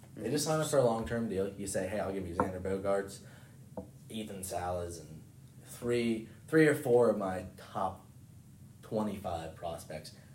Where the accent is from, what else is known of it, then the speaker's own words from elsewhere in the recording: Cumberland, Maryland, United States; moved away as an adult; now in West Virginia, United States; I'm from Cumberland, Maryland